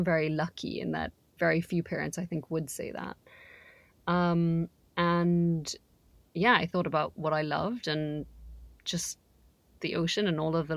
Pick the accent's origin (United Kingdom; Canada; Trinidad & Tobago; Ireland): Trinidad & Tobago; I'm from Trinidad and Tobago